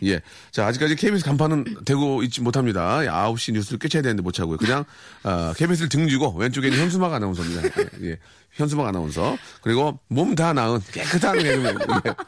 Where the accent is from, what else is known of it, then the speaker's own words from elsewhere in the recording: Seoul, South Korea; 저 서울 출신입니다.